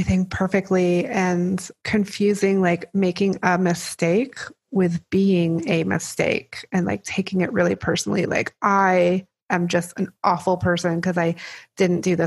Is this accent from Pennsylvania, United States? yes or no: no; New Mexico, United States; I grew up in New Mexico